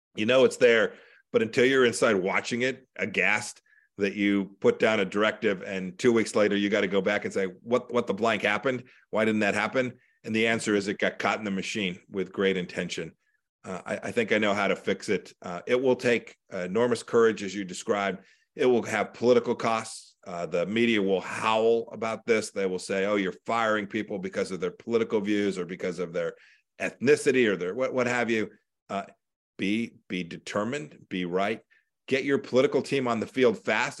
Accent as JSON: {"language": "English", "region": "Kansas", "country": "United States", "said": "my home state of kansas is 3.3 million people"}